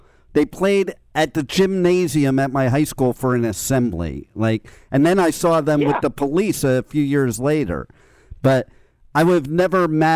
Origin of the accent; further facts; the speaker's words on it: United States; also born or lived in Los Angeles; now in South Florida, United States; I'm in South Florida. I'm originally from New York, New Jersey